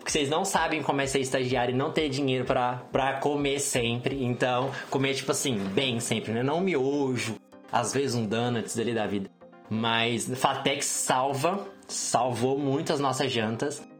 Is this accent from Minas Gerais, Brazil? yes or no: yes; Minas Gerais, Brazil; moved away as an adult; now in São Paulo, Brazil; eu fiz matemática em Minas, de onde eu sou. Eu não tenho mais sotaque porque são quase oito anos em São Paulo